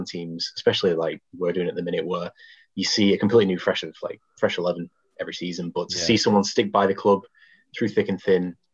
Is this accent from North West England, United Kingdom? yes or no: yes; Oldham, North West England, United Kingdom; I'm from Oldham as well.